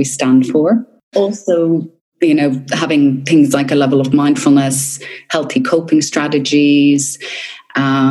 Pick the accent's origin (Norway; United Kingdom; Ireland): Ireland; now in Australia; where I grew up in Ireland, you know, I grew up in the country